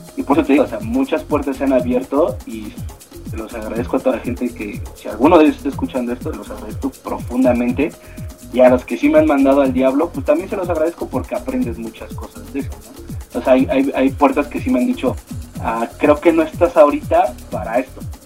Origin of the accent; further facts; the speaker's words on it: Mexico; nosotros somos una banda mexicana